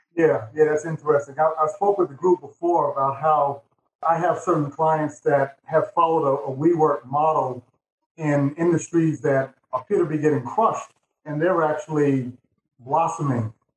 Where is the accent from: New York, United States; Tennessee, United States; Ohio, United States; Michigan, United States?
New York, United States; New York City; I grew up in Manhattan